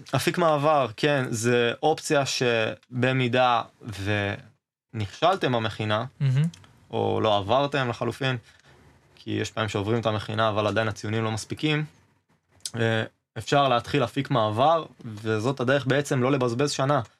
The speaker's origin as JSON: {"language": "Hebrew", "region": "Northern Israel", "country": "Israel", "moved": "as an adult", "lives_now": "Beersheba, Israel", "said": "במקור אני מהצפון אבל עכשיו אני באר שבעי"}